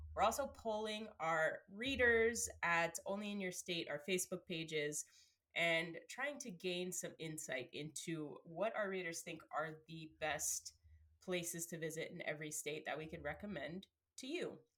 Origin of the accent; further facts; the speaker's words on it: New Jersey, United States; my childhood growing up in New Jersey